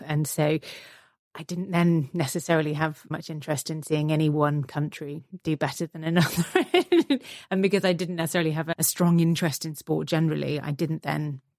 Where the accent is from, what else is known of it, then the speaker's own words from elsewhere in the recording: Belgium; So my father's Italian, my mum's Scottish, but we grew up in Belgium.